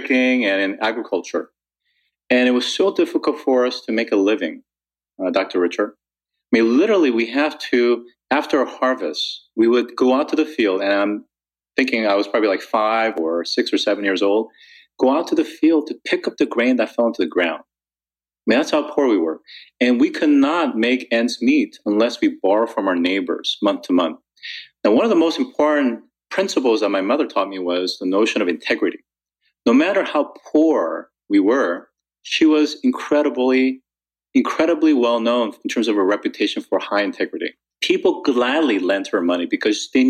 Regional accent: South Korea; I grew up in South Korea during the 1970s.

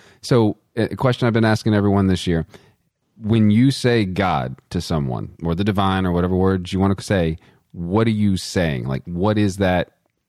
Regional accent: Texas, United States; So being that I'm from Texas

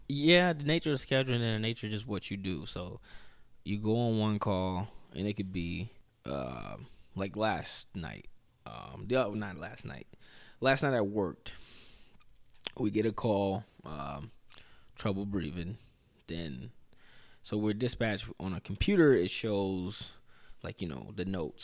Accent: Chicago, Illinois, United States; moved away; also born or lived in Winona; growing up in Chicago

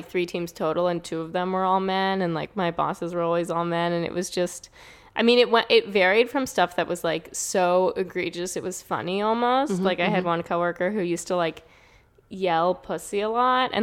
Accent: New York City, New York, United States; moved away as an adult; also born or lived in San Francisco, United States; now in Los Angeles, United States; I grew up in New York City, and I came out to California, to the Bay Area, like, for college and afterwards

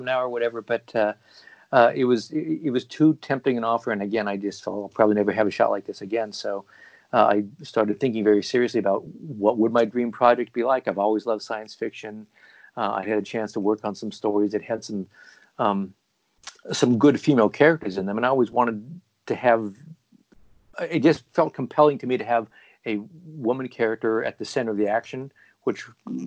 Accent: Portland, Oregon, United States; moved away as an adult; also born or lived in East Coast, United States; my hometown, Portland, Oregon. And I had just moved back here myself from living on the East Coast for a bunch of years

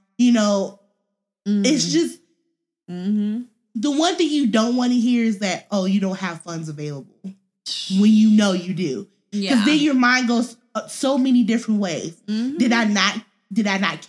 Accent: Missouri, United States; moved away as an adult; also born or lived in Columbia, Missouri / St. Louis, Missouri / Jefferson City, Missouri / Arizona; now in California, United States; We are actually from Missouri, born and raised. Well, at least I'm born and raised.

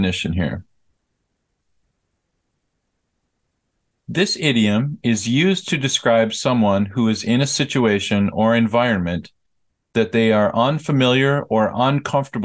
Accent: United States; moved away as an adult; now in South Korea; I am American, and I lived in America for the first 22 years of my life

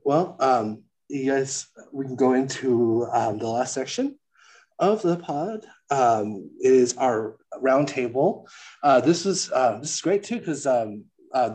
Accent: San Diego, California, United States; I grew up in San Diego

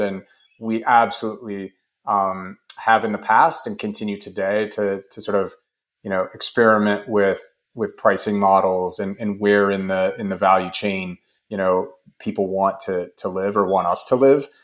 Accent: United States; as an American

